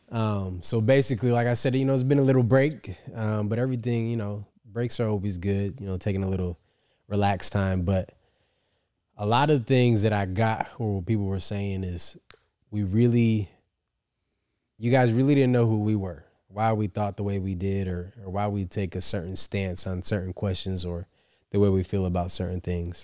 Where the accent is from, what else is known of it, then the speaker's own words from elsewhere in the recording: upstate New York, United States; I'm from New York, upstate New York, so not the city